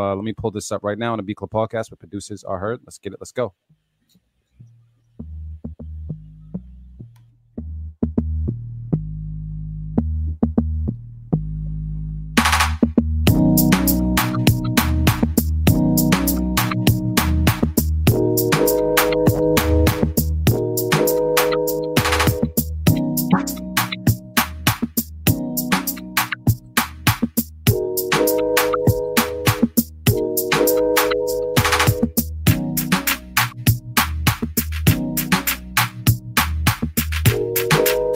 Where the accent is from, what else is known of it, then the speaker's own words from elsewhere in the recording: Boston, Massachusetts, United States; I'm from Mattapan